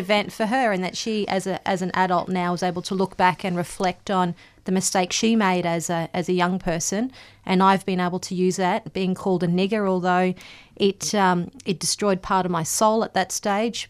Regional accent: Gympie, Queensland, Australia; I grew up in Gympie, not far from Cherbourg, so predominantly White Town

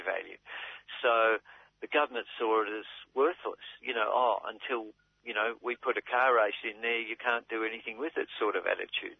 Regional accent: Melbourne, Victoria, Australia; I grew up in South Melbourne uh, when it was a slum

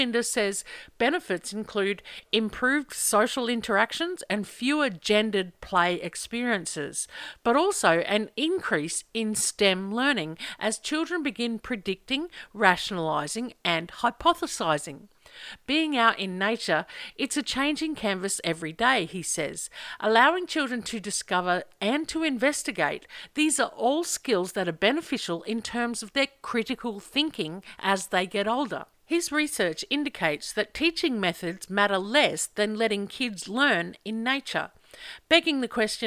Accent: Central Queensland, Australia; moved away; I grew up in Central Queensland

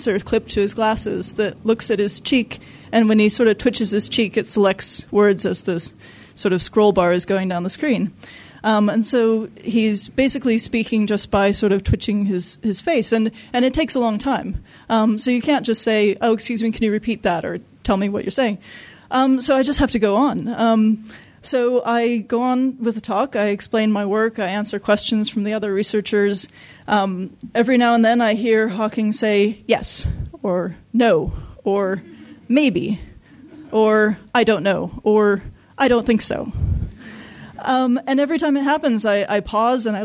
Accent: Los Angeles, California, United States; I grew up in Los Angeles

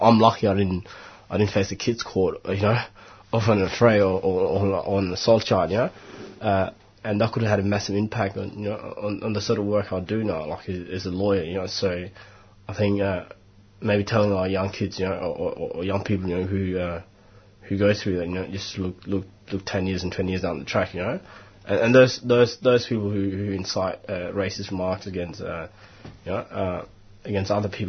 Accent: Melbourne, Victoria, Australia; I'm a solicitor, I'm from Melbourne, you know, I'm just here to see how things are done in Queensland.

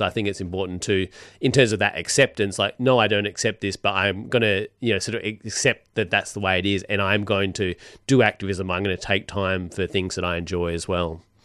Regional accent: Perth, Western Australia, Australia; moved away; I come from Perth

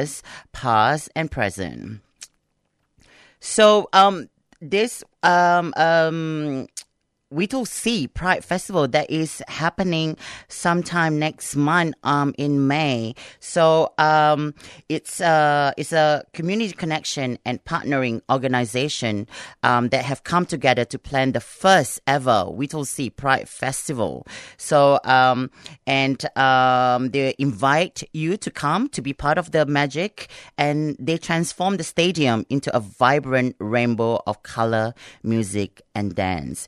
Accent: Singapore; now in Australia; I'm from Singapore, so during Ramadan, we have like a big bazaar

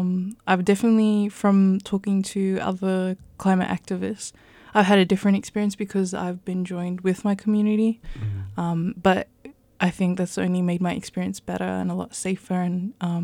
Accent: New Zealand; I'm of full Samoan descent, so I have Polynesian heritage from the Pacific. Both my parents were born in Samoa, whereas I was born in New Zealand, so I have that connection through my parents and my culture and heritage.

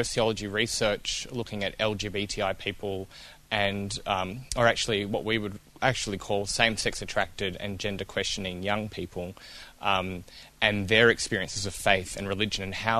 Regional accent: Melbourne, Victoria, Australia; also born or lived in Kentucky; now in Ballarat, Australia; I grew up Baptist in the Melbourne East, in the sort of the beginning of what we call the Bible Belt of Melbourne out there

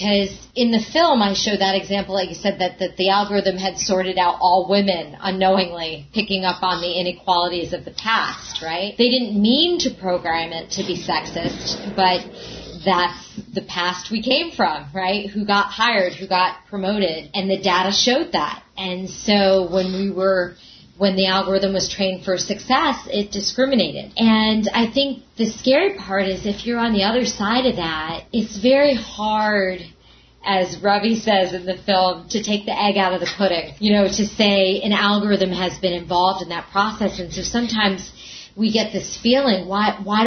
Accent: New York, United States; I'm a New Yorker

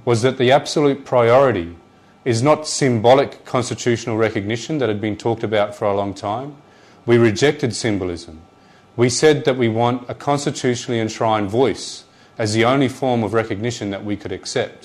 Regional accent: Darwin, Northern Territory, Australia; I'm born and bred on Larrakia land

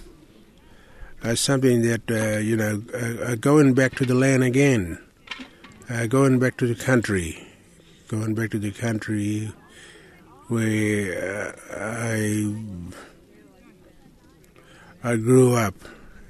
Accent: Warburton, Western Australia, Australia; I'm from the Ngandera land, from Warburton Ranges

